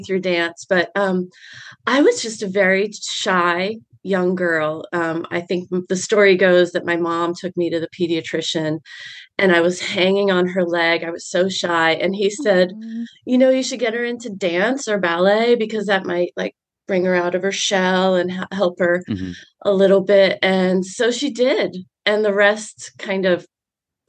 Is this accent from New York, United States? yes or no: no; Boston, Massachusetts, United States; I grew up on the South Shore of Boston.